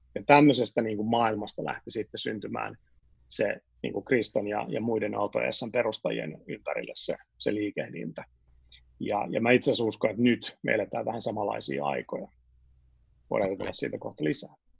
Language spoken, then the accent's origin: Finnish; Helsinki, Uusimaa, Finland; moved away as an adult; also born or lived in Sweden / France / United States / London; mä olen siis syntyperäinen etutöölöläinen